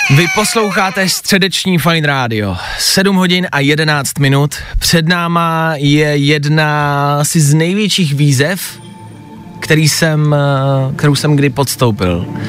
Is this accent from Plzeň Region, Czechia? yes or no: yes; Plzeň, Plzeň Region, Czechia; Já jsem z Plzně